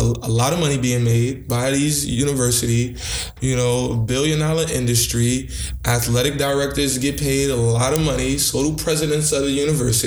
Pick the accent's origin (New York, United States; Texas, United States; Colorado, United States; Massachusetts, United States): New York, United States; New York City; I'm from Brooklyn